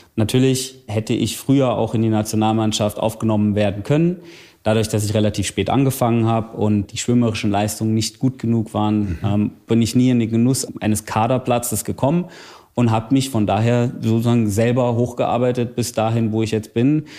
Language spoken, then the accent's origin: German; Bad Wildungen, Hesse, Germany; in meiner Heimatstadt in Bad Wildungen